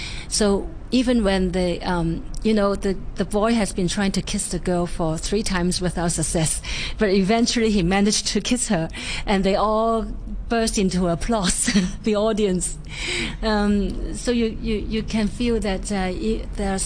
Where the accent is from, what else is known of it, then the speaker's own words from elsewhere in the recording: Hong Kong; I grew up in Shang Wan, actually quite near Wing Lee Street, near Bonham Road, in a street called Hospital Road